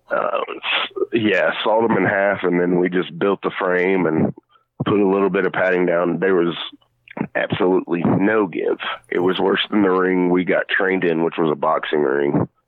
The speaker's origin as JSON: {"language": "English", "region": "Kentucky", "country": "United States", "moved": "yes", "lives_now": "Tennessee, United States", "said": "I'm from Pistol City, Kentucky, even though I am a Tennessee boy. I was a original Kentucky boy."}